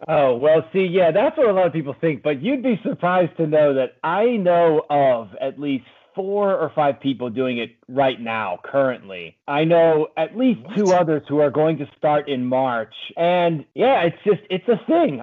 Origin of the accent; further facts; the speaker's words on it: Pennsylvania, United States; moved away as an adult; also born or lived in Maryland; now in Washington, D.C., United States; I grew up in Pennsylvania